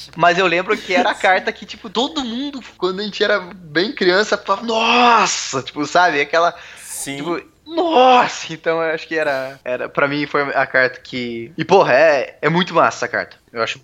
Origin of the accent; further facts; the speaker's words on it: Cascavel, Paraná, Brazil; moved away as an adult; also born or lived in Curitiba, Brazil; now in Belo Horizonte, Brazil; eu nasci em Curitiba, Paraná, né? E aí, quando eu tinha 4 anos de idade, eu me mudei para Cascavel